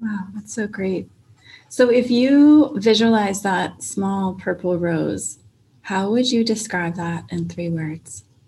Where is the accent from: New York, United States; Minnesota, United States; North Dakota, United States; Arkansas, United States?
Minnesota, United States; now in Phoenix, United States; I was born in Minnesota, so uh, way up north near Canada